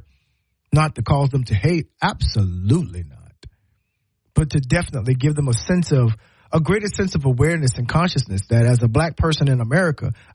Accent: Low Country, South Carolina, United States; now in Alabama, United States; I'm from the Low Country

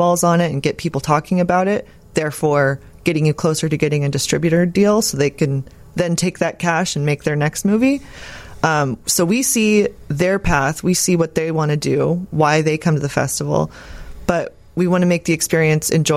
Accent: Austin, Texas, United States; I'm from Austin

